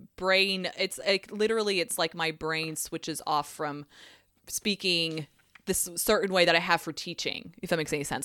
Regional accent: Tennessee, United States; accent: a little twang

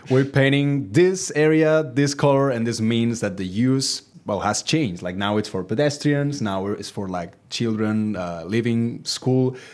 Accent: countryside in Catalonia, Spain; now in Barcelona, Spain; when I was a child living in, in, uh, my hometown in the, the countryside in Catalonia

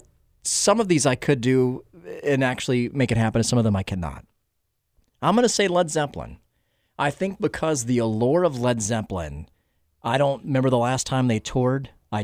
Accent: Stone Mountain, Georgia, United States; I'm a Georgia kid. I grew up in Stone Mountain, Georgia, in the suburb of Atlanta.

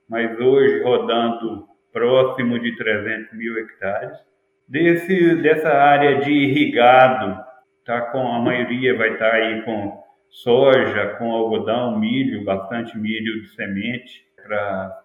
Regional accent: Viçosa, Minas Gerais, Brazil; moved away as an adult; now in western Bahia, Brazil; eu sou natural de Viçosa, me formei lá também em 2002 e desde 2002 que eu estou aqui no, no oeste da Bahia

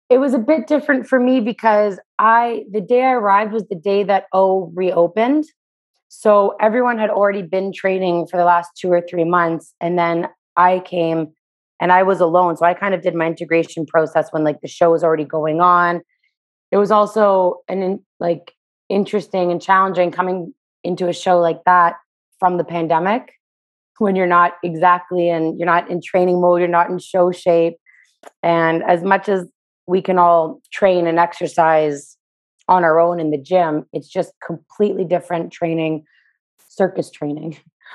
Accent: Toronto, Ontario, Canada; Toronto, Canada.

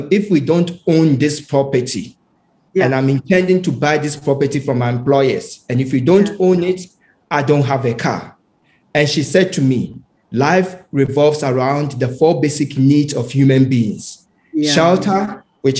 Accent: Ghana; when I was a child, as growing up in Ghana, my mom was the secretary

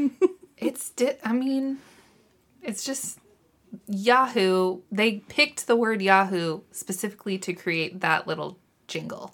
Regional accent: Missouri, United States; I'm from Missouri and people from here, for some reason, like to think they're Southern

